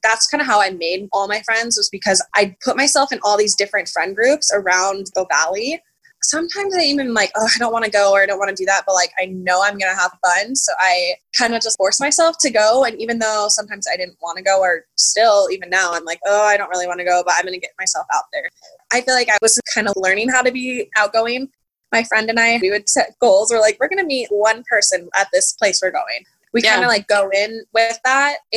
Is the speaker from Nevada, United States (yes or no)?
yes; Las Vegas, Nevada, United States; I'm from Las Vegas, so it's a big city, but it's also a pretty small town when it comes to knowing people.